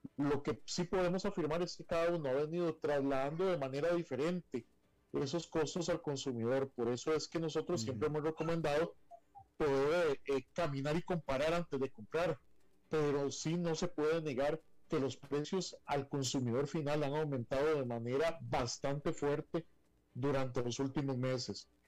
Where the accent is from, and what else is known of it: Costa Rica